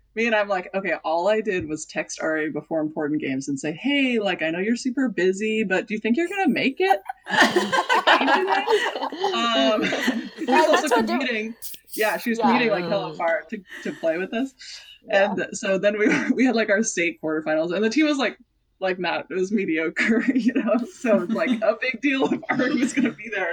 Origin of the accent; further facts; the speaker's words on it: Seattle, Washington, United States; I grew up in North Seattle, which is much wider neighborhood